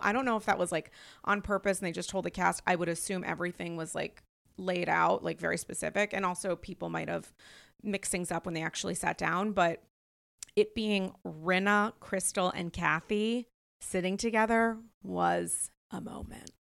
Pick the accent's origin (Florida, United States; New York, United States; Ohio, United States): New York, United States; as a New Yorker